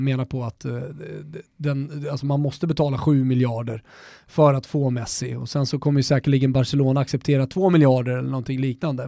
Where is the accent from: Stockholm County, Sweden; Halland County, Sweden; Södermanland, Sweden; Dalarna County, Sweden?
Stockholm County, Sweden; Botkyrka; also born or lived in Salem; Jag är uppvuxen med honom i Norra Botkyrka ner till Salem, eh, i, i, under hela nittiotalet